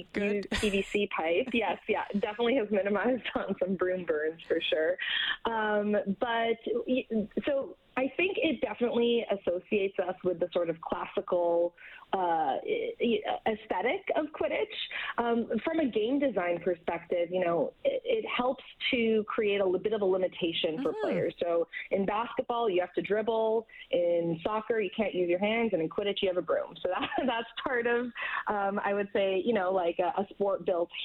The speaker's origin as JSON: {"language": "English", "town": "Edmonton", "region": "Alberta", "country": "Canada", "tie": "born or raised there", "said": "Edmonton being my hometown"}